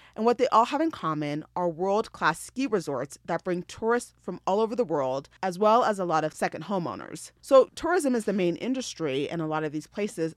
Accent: Denver, Colorado, United States; moved away as an adult; Colorado is my home. I grew up in Denver

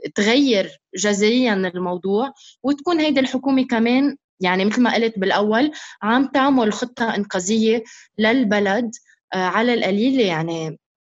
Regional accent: Lebanon; moved away as an adult; نحن كلبنانيين

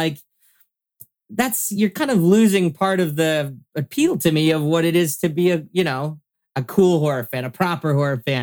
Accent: Mississauga, Ontario, Canada; I grew up in Mississauga

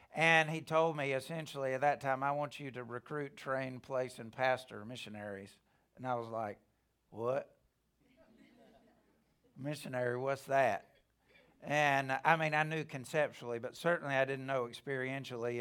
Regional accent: Alabama, United States; I'm from Alabama.

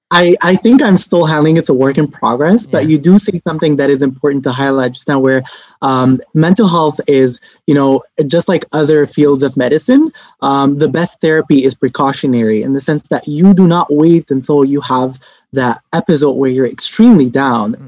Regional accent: Lebanon; now in Montreal, Canada; I'm originally from Lebanon

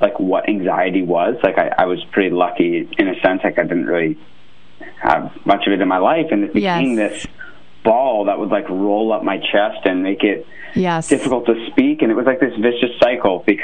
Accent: California, United States; moved away as an adult; also born or lived in Ohio; I'm like a California kid

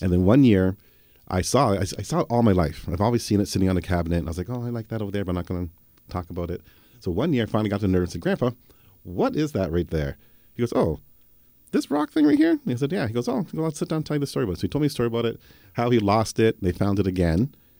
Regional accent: Harrow, Ontario, Canada; when I was growing up in Harrow

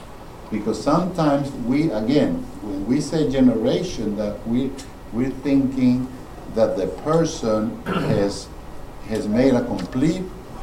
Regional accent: Louisiana, United States; now in Georgia, United States; My boys, they were born in Georgia. I grew up in Louisiana.

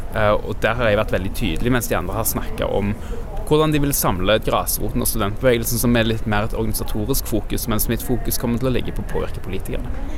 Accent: Stavanger, Rogaland, Norway; now in Oslo, Norway; Jeg kommer fra Stavanger

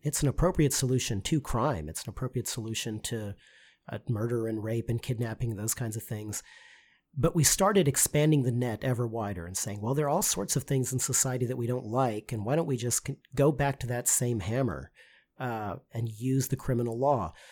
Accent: Texas, United States; I'm a lawyer from Texas

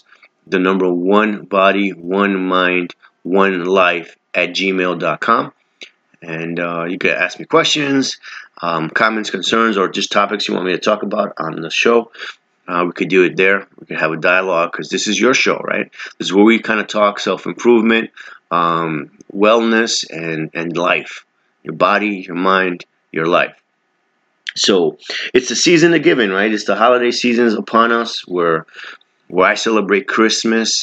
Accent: New York City, New York, United States; I'm from New York City

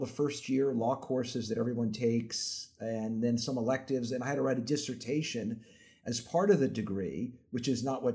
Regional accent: Las Vegas, Nevada, United States; also born or lived in Brooklyn; I was hired at the University of Nevada, Las Vegas, where I grew up. I grew up in Vegas

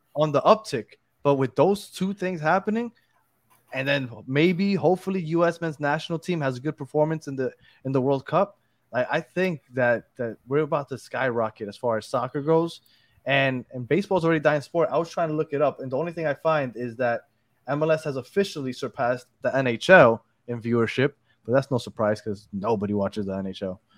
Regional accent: New York, United States; moved away; I'm from New York

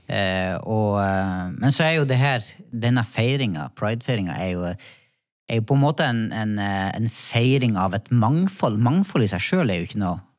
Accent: Northern Norway, Norway; now in Oslo, Norway; Det er godt å bo i Oslo, kjenner jeg. Ja. Jeg som har eh, kommet fra Nord-Norge.

